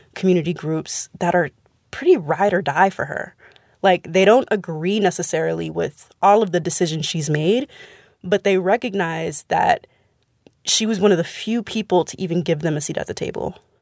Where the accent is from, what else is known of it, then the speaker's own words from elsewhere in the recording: San Francisco, California, United States; I'm from San Francisco